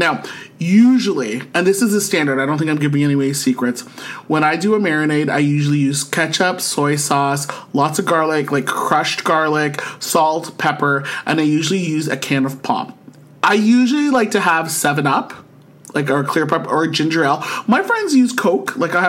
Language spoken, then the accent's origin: English; Rhode Island, United States; And I listened to your thing and I'm from Rhode Island.